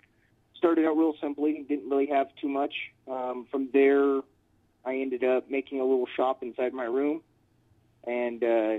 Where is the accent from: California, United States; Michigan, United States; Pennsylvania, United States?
California, United States; San Bernardino; also born or lived in Pomona / Las Vegas; Well, I was born in Southern California in Pomona, and just right outside of L.A., and I moved to San Bernardino when I was a kid and lived out here for a few years.